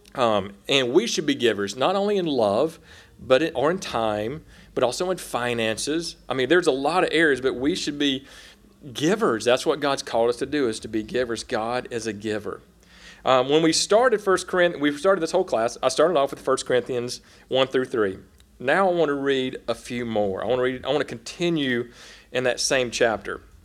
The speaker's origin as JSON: {"language": "English", "region": "South Carolina", "country": "United States", "moved": "as an adult", "lives_now": "Oklahoma, United States", "said": "I'm a redneck from South Carolina in the mountains"}